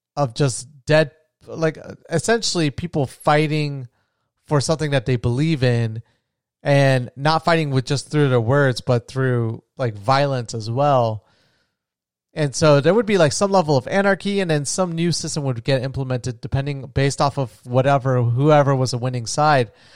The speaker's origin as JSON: {"language": "English", "country": "United States"}